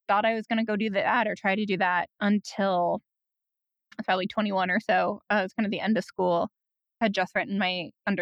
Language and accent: English; Iowa City, Columbus, Ohio, Midwest, United States; I grew up in Midwestern college towns, Iowa City, and then Columbus, Ohio.